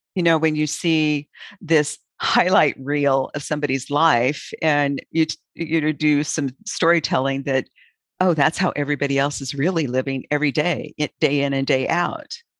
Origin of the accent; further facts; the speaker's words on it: Auburn, Nebraska, United States; when I was, was a child in my hometown of Auburn, Nebraska